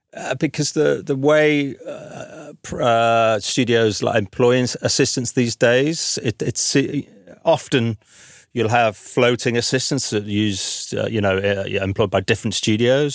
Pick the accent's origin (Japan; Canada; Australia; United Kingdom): United Kingdom; the north of England; moved away as an adult; now in London, United Kingdom; me being a Northerner